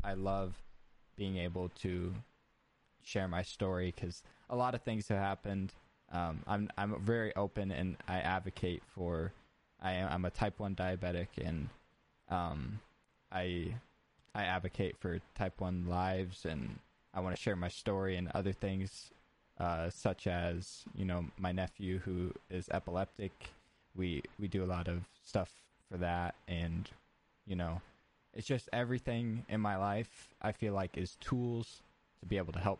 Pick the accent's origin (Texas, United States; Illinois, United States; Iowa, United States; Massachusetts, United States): Iowa, United States; I did grow up in Iowa